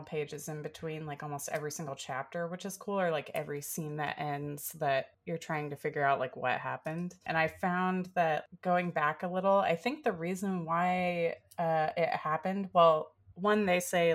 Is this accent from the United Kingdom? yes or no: no; the South, United States; growing up in the South